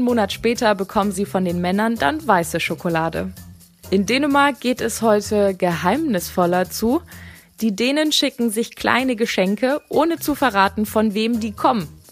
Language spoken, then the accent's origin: German; Germany; Bei uns in Deutschland